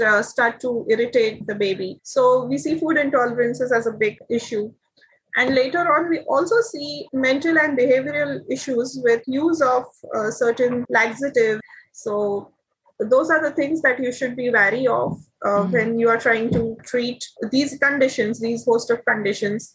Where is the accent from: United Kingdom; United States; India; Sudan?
India; now in Taiwan; I am an Indian.